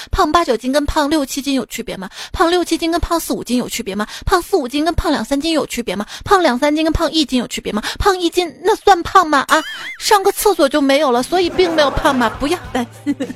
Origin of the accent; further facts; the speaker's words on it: Xi'an, Shaanxi, China; 我们西安嘛